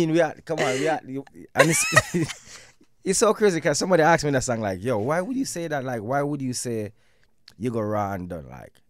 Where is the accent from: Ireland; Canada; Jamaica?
Jamaica; I'm in a Jamaica as a Jamaican man.